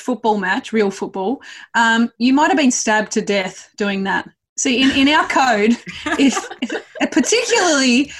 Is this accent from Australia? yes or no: yes; Australia; we're Australian